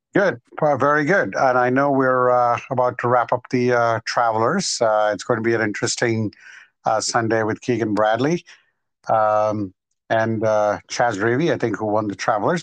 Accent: India; moved away; I grew up in India till about right. 1993

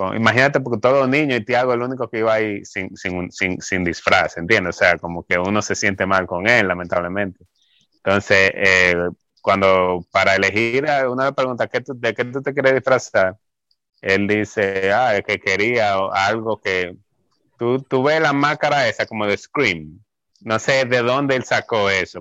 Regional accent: Santo Domingo, Dominican Republic; moved away as an adult; vengo de Santo Domingo y que vengo de, ser miembro de la iglesia

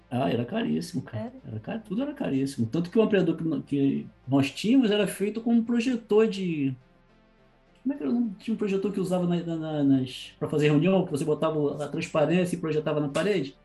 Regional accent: Saquarema, Rio de Janeiro, Brazil; Eu nasci em Saquarema

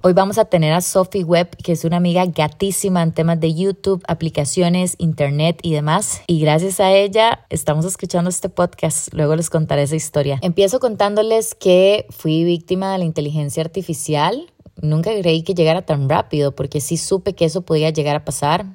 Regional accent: Costa Rica; como sociedad costarricense

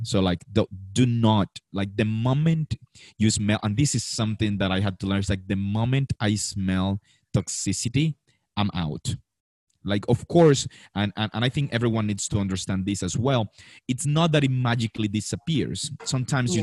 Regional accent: Colombia; i came back to colombia

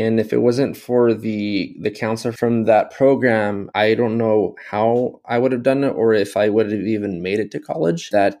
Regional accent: Yakima, Washington, United States; also born or lived in Jalisco, Mexico / Seattle; I was born in Mexico, and I was born specifically in Jalisco, Mexico. And I moved over to the US when I was 2 years old, and I was raised in Yakima, Washington.

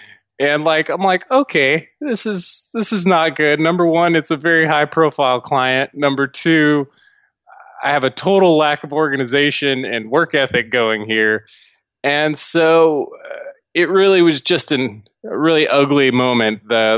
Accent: Dallas, Texas, United States; But as far as me, I'm originally from Dallas. I grew up in a kind of lower middle class family and was able to teach myself a lot.

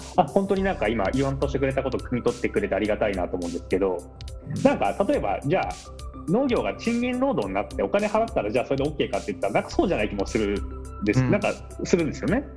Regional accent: Tochigi, Japan; moved away as an adult; now in Tokyo, Japan; 栃木で暮らした年月と同じぐらいあのこなんて言うんだろう上京してきた生活の年数が追いつくぐらいですけど

